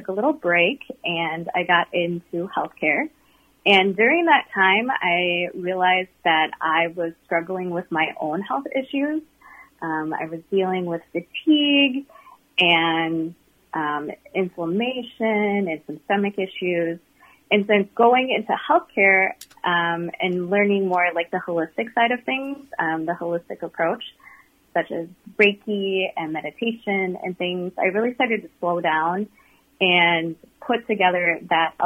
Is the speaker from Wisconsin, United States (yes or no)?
yes; Eau Claire, Wisconsin, United States; I grew up in Eau Claire, Wisconsin